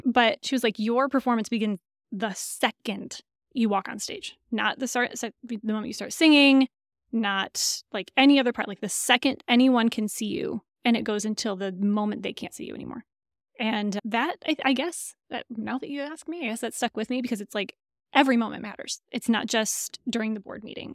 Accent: Lansing, Michigan, United States; accent: nasal Michigan; moved away; also born or lived in Indiana; Lansing, Michigan. So you have to be careful not to say Lansing, Michigan, with my nasal Michigan accent

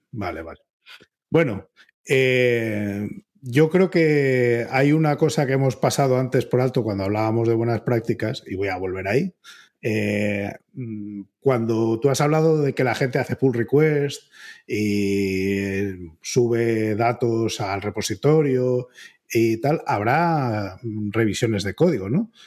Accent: Spain; la reputación que tenemos los, españoles de que somos demasiado directos

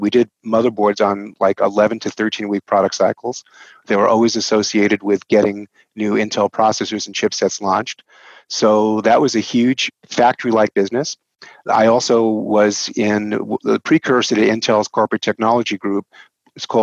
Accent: New York, United States; accent: New York; moved away as an adult; now in Portland, United States; my accent is from New York, born and raised New Yorker.

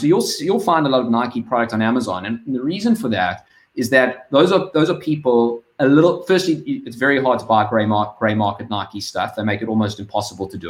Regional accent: South Africa; you can hear I'm South African

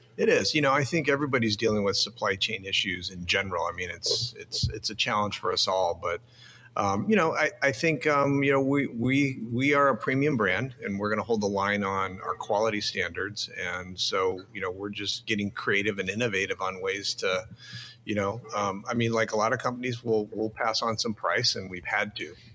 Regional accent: Phoenix, Arizona, United States; I grew up in Phoenix.

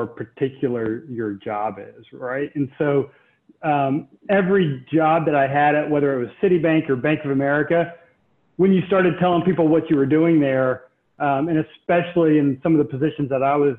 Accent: Charlotte, North Carolina, United States; I grew up here in Charlotte

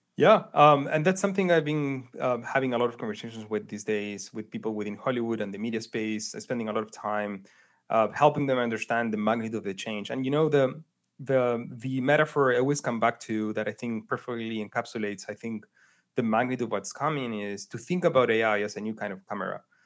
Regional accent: Chile; moved away as an adult; also born or lived in New York; I grew up in Chile

